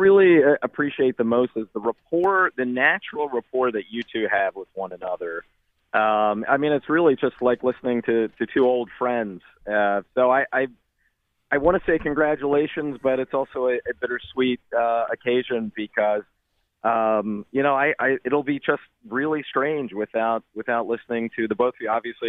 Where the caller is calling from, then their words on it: Philadelphia, Pennsylvania, United States; I feel like I'm calling from Northeast Philly.